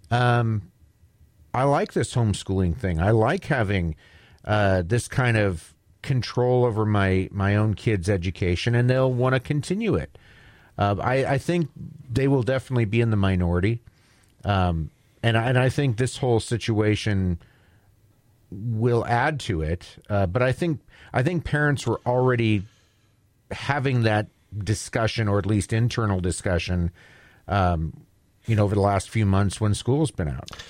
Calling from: Kennewick, Washington, United States; Uh, it's … and Kennewick.

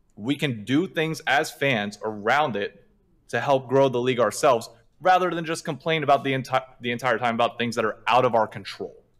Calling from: New York City, New York, United States; calling from Hell's Kitchen in New York City

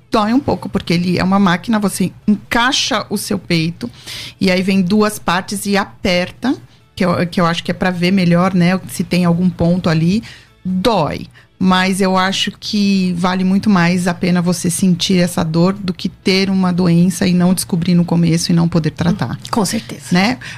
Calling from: São Paulo, Brazil; sou aqui

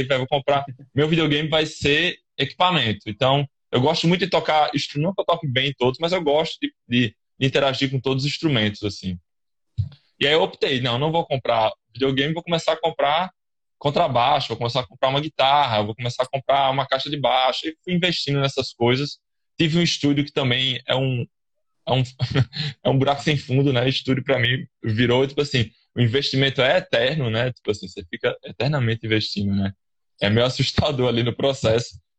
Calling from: João Pessoa, Paraíba, Brazil; Eu falo aqui da Paraíba, João Pessoa, da capital

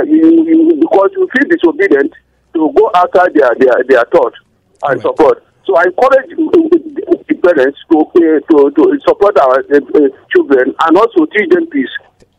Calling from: Anguldi, Plateau, Nigeria; calling from Anguldi.

